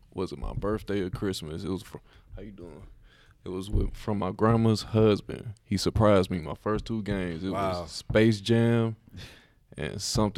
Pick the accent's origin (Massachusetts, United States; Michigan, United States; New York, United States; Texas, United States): Michigan, United States; Detroit; from Detroit